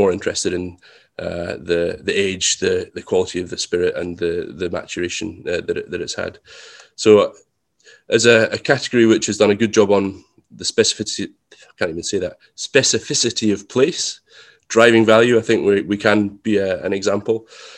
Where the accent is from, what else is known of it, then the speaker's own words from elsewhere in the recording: Scotland, United Kingdom; we're lucky that we're Scottish. In fact, we're Highland Scottish mostly, and that makes us extremely thrifty.